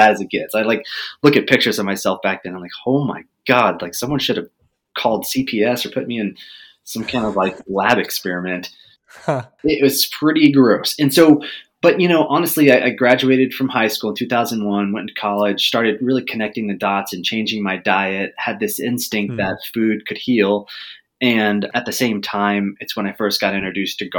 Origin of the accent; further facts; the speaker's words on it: Texas, United States; I grew up in Texas